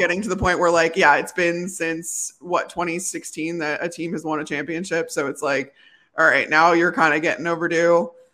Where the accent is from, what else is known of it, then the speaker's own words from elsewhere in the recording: Chicago, Illinois, United States; moved away as an adult; also born or lived in Phoenix / Tampa; growing up in Chicago